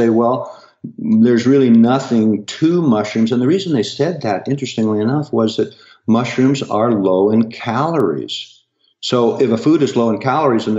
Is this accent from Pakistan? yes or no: no; Pacific Northwest, United States; growing up in the Pacific Northwest, where we get a lot of rain